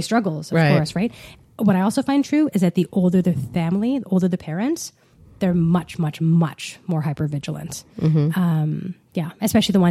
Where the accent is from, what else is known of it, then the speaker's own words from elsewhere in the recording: Ottawa, Ontario, Canada; I grew up in Ottawa.